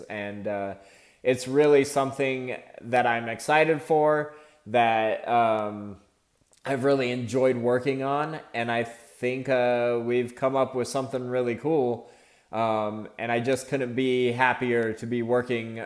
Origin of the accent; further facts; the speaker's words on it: Phoenix, Arizona, United States; I'm an artist from Phoenix, Arizona.